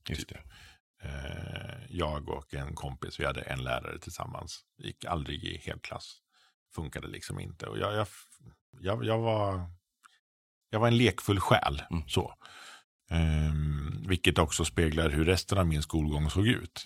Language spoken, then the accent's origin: Swedish; Frövi, Örebro County, Sweden; jag kommer från en liten S-förening hemma i Frövi.